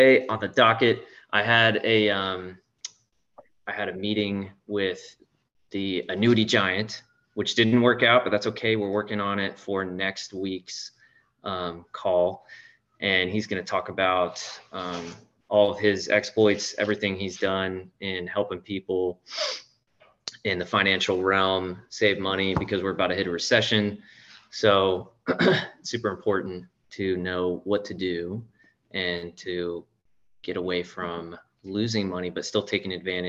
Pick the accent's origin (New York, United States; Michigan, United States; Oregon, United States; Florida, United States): Florida, United States; St. Augustine; So everyone will understand that I'm from St. Augustine.